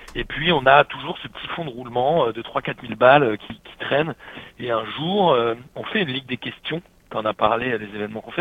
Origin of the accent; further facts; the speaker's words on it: Paris, Île-de-France, France; j'ai grandi à Paris